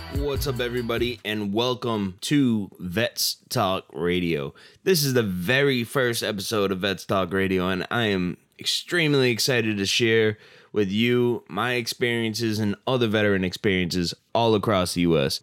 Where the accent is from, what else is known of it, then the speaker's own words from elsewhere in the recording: Massachusetts, United States; I'm from Massachusetts